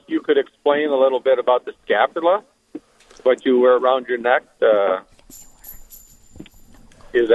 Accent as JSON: {"language": "English", "town": "Williston", "region": "North Dakota", "country": "United States", "also_born_or_lived": "Rapid City", "moved": "yes", "said": "I'm originally from Williston."}